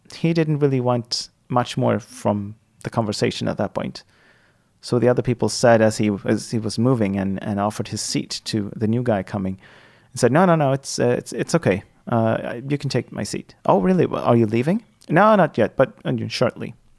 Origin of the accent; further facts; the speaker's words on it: Sweden; first language Swedish; English is a second language; my native language, my L1, the the first language that I that I hold is Swedish.